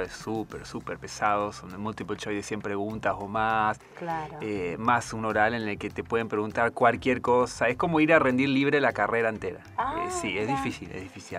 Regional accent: Puerto Esperanza, Misiones, Argentina; moved away as an adult; also born or lived in Corrientes / Antarctica; Soy oriundo de ahora una ciudad, sería Puerto Esperanza, en la provincia de Misiones

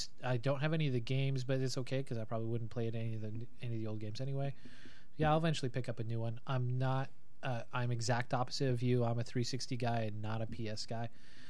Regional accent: Montana, United States; All right, so born and raised in Montana

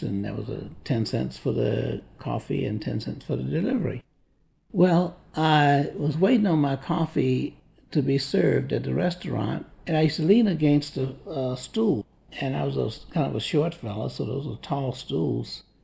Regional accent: Tampa, Florida, United States; I grew up in Tampa, Florida

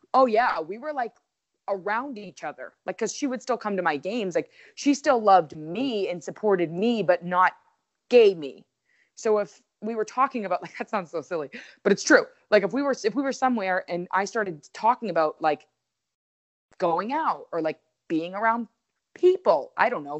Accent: Waltham, Massachusetts, United States; also born or lived in Connecticut; I'm from Waltham. So, I lived fifteen minutes from my actual home

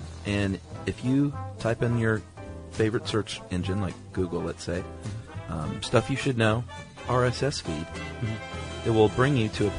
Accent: Canada; born there; I was born in Canada, but my mother and her family are all from New Zealand.

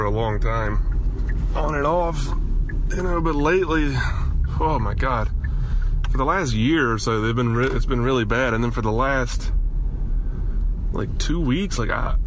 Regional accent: Alabama, United States; now in Miami, United States; growing up in Alabama

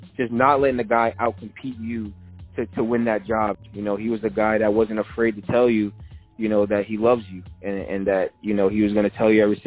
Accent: Edison, New Jersey, United States; I was a kid from Edison.

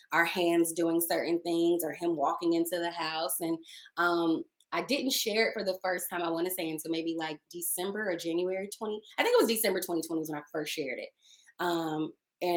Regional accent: Dallas, Texas, United States; also born or lived in Maryland; now in Los Angeles, United States; I'm Black, I'm from the Deep South, I'm from Dallas

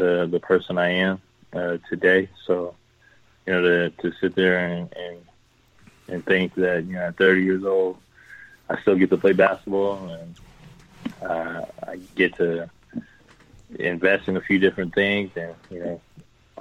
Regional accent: Seaside, California, United States; my hometown, Seaside, California

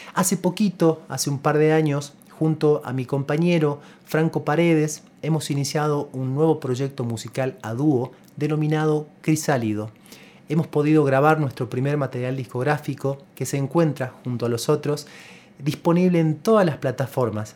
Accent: El Carmen, Jujuy, Argentina; soy músico jujeño nacido en la ciudad del Carmen

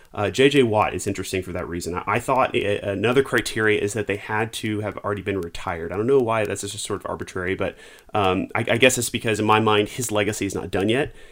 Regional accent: Houston, Texas, United States; I grew up in Houston and lived here most of my life.

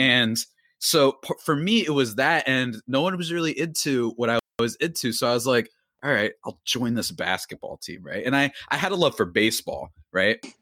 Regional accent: New Jersey, United States; I'm from this good old state, and by good old state, I mean, you know, depends on your view of things. That's New Jersey.

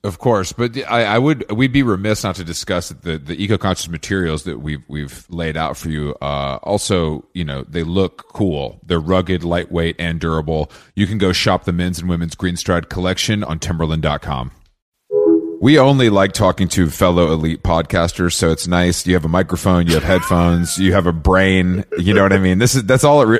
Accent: Atlanta, Georgia, United States; I'm from Atlanta

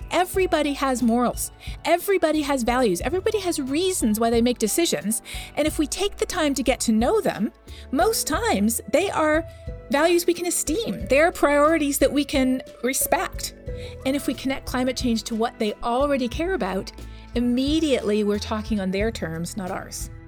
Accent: Canada; I'm from Canada

